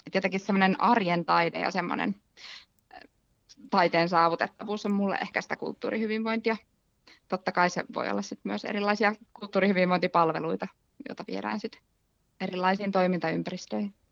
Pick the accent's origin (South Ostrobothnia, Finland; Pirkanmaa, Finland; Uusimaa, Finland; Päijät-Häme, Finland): Päijät-Häme, Finland; Lahti; mä tuun Lahesta